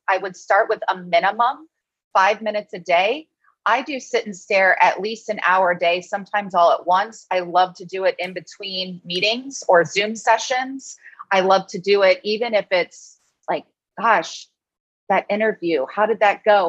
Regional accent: Cincinnati, Ohio, United States; moved away as an adult; also born or lived in Pennsylvania; I grew up in Cincinnati, Ohio

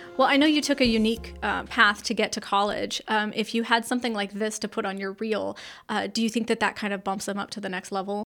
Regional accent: California, United States; now in North Carolina, United States; I did not grow up in North Carolina. I grew up in California

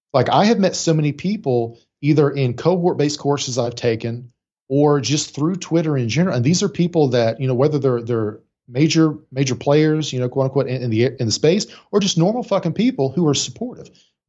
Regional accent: Appalachia, United States; I actively tried to lose my accent because I was like, well, successful people don't sound like me. Like I'm from up a holler. Nobody sounds like that.

